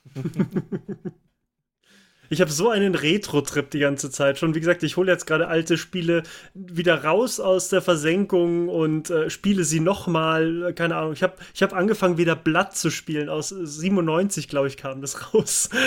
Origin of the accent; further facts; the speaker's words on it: Munich, Bavaria, Germany; Ich komme hier aus München